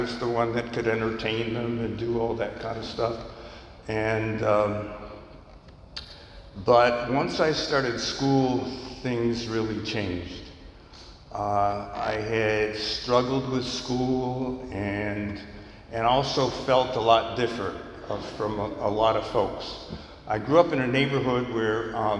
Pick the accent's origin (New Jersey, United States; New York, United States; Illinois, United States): New York, United States; I grew up in New York State where the drinking age at that time was 18